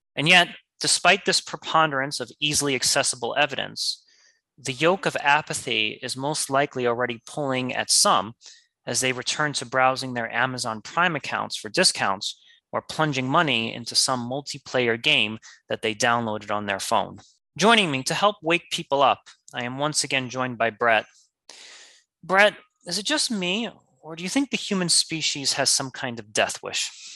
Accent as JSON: {"language": "English", "town": "New York City", "region": "New York", "country": "United States", "said": "as a New Yorker"}